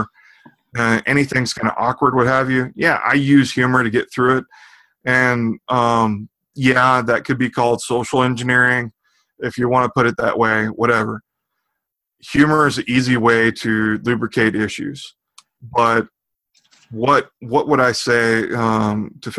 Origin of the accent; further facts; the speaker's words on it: Austin, Texas, United States; Austin for Body Hacks, it's my hometown.